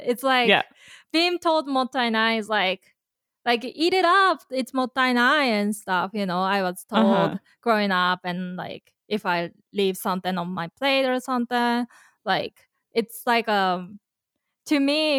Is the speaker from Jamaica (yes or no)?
no; Japan; Growing up in Japan